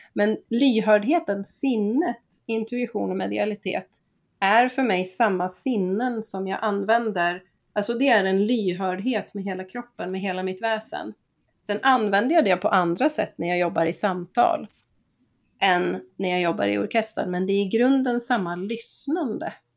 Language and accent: Swedish; Gävle, Gävleborg County, Sweden; now in Skåne, Sweden; jag är ju född i Gävle, det är också en kuststad